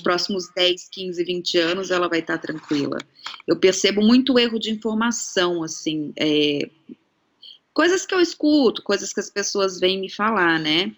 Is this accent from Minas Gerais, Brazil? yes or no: no; São Paulo, Brazil; now in Australia; pelo menos em São Paulo, da onde eu venho